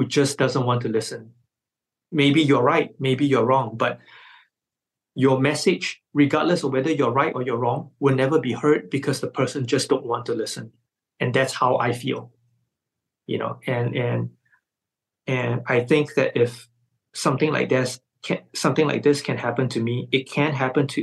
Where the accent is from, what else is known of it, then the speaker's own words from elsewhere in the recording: Malaysia; my fellow Malaysians